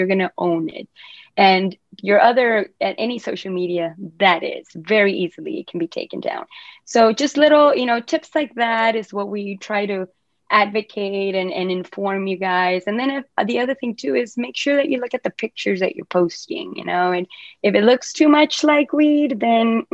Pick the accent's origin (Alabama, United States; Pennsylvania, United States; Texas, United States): Texas, United States; Rio Grande Valley, South; also born or lived in Mexico / Asia; South Texas, that's where I'm from the Rio Grande Valley